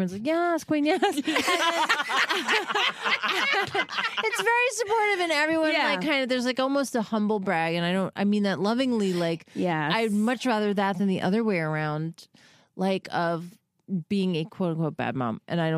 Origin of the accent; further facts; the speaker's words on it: New York, United States; Well, my husband's from Boston and I'm from New York.